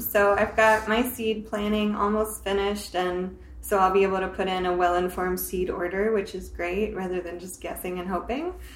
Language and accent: English; the South, United States; now in Seattle, United States; I'm from the South